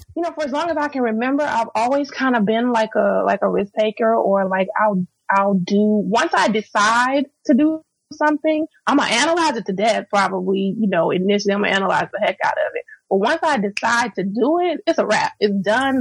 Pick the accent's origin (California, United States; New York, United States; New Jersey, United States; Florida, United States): Florida, United States; moved away as an adult; also born or lived in Houston, Texas; I'm born and raised in Florida. I went to college in Florida.